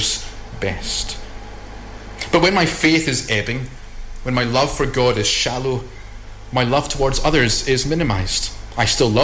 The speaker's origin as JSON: {"language": "English", "region": "Scotland", "country": "United Kingdom"}